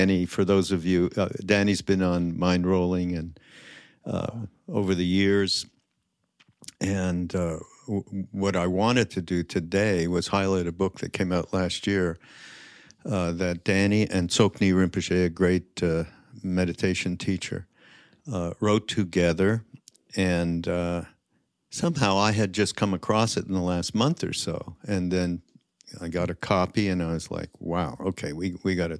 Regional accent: Montreal, Quebec, Canada; I'm from, Montreal.

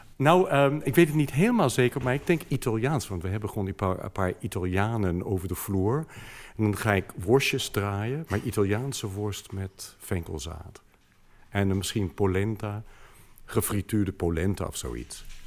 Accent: United States; Dutch is a second language; moved away as an adult; now in Netherlands; ik was gewoon 35 eh, toen ik eerst naar Nederland kwam

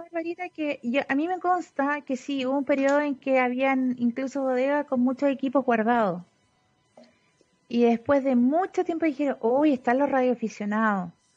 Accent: Sewell, O'Higgins, Chile; nací en Suel, comuna de Machalí

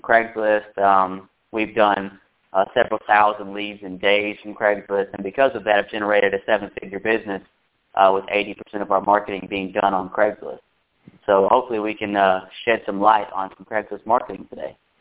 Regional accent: Alabama, United States; I'm from Alabama. You couldn't tell by the way I sound

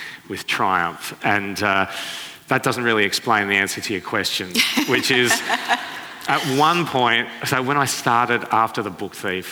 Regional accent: Sydney, New South Wales, Australia; the suburb where I grew up in Sydney

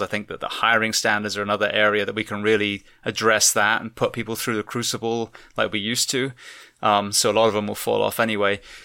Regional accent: England, United Kingdom; moved away; I'm from England

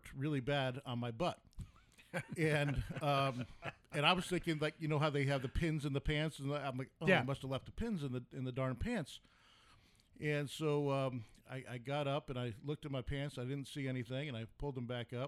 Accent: New York, United States; now in Arizona, United States; I'm from New York

